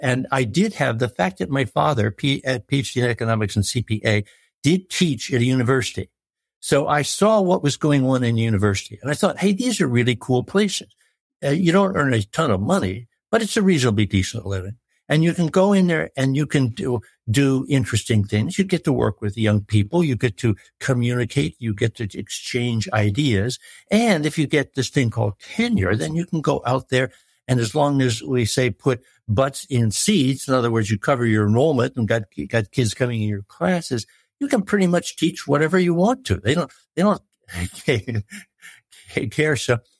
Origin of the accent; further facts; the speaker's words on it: United States; American Farm Boy, which is sort of where I came from.